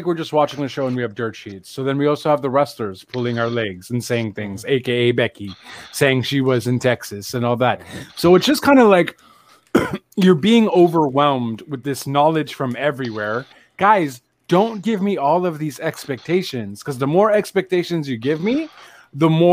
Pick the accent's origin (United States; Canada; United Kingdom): Canada; I'm a Canadian